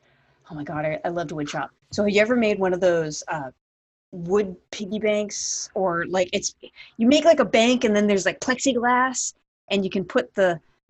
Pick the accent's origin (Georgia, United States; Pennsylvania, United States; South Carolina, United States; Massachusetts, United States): Massachusetts, United States; Boston; I'm from Boston